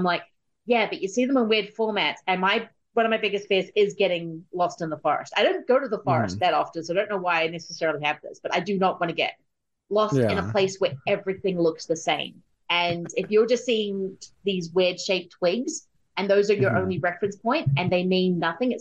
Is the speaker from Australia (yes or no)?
yes; Australia; I'm Australian